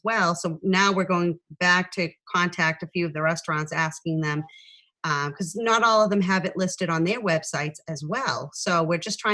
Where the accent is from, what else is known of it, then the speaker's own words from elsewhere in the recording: Dracut, Massachusetts, United States; I'm originally from Dracut